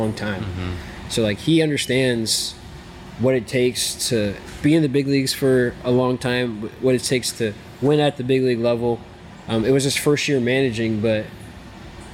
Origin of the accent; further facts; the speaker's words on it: New York, United States; I grew up in New York.